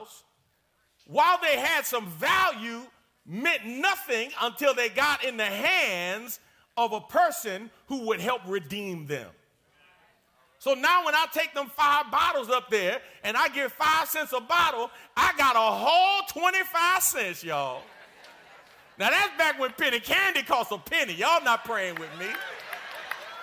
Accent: New York, United States; I'm from New York

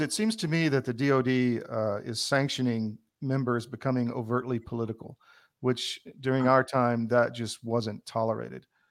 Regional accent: the South, United States; accent: Southern; I was from the South. I took crap for having a Southern accent

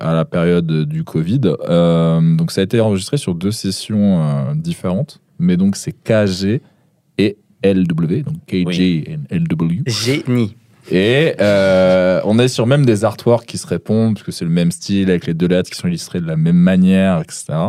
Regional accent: the North, northern France, France; je suis du Nord.

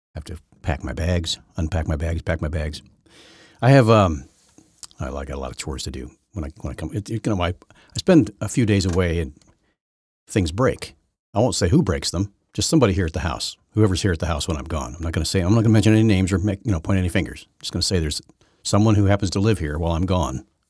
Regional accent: Syracuse, Indiana, United States; I grew up on Lake Wawasie and Lake Syracuse

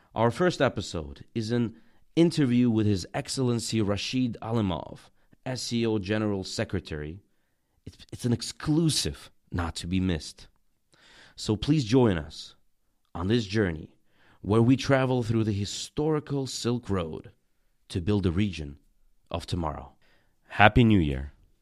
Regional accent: Tajikistan; also born or lived in Russia / United States; now in China; I'm from Tajikistan and have lived many years in Russia, the U S, and China.

